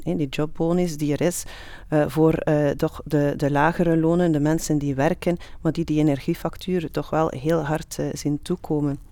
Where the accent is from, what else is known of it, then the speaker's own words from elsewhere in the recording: Flanders, Belgium; wij als Vlaming